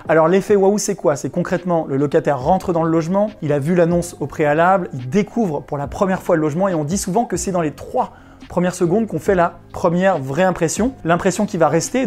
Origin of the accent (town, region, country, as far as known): Chambéry, Auvergne-Rhône-Alpes, France